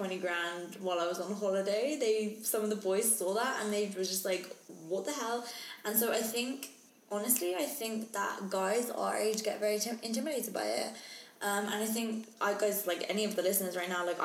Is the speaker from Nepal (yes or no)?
no; England, United Kingdom; I'm English, not Australian